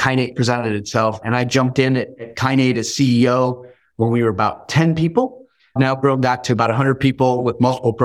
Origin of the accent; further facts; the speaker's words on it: the Bay Area, California, United States; also born or lived in Iran; I grew up in the Bay Area